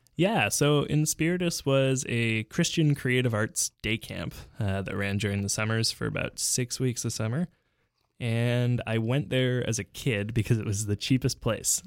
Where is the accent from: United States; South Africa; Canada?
Canada; Vancouver, British Columbia; now in Montreal, Canada; when we moved to Vancouver from Montreal